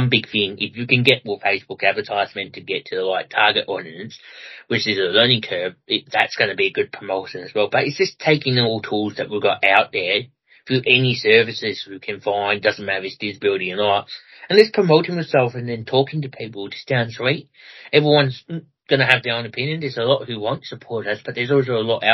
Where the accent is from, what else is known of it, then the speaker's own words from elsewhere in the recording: Melbourne, Victoria, Australia; now in Ballarat, Australia; I come from Ballarat personally myself at the moment and grew up in Melbourne